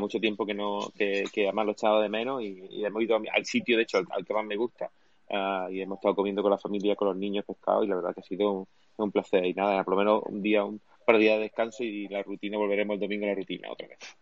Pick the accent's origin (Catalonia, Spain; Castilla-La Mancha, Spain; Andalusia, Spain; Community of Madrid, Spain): Andalusia, Spain; Cádiz; moved away; Cádiz, de hecho mi tierra de natal, ¿no? O sea, mi, toda mi familia de aquí